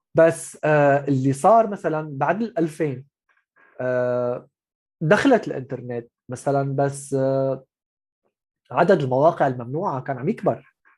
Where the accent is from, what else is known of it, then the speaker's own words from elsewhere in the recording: Syria; moved away as an adult; also born or lived in Gulf; انا من سوريا رحت على الخليج